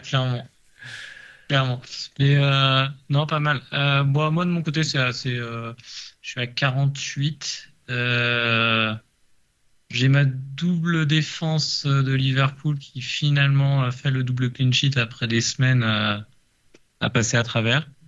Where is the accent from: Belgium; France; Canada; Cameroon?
France; Paris, Île-de-France; je suis parisien